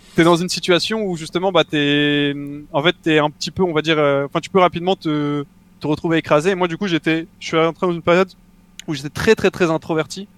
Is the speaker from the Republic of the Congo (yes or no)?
no; Mougins, Provence-Alpes-Côte d'Azur, France; je viens de exactement de Mougins, donc c'est une petite ville à côté de Cannes